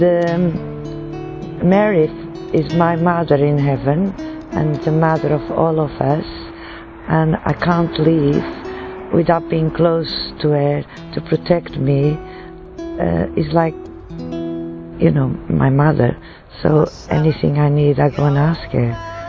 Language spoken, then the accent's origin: English; Portugal; I'm from Portugal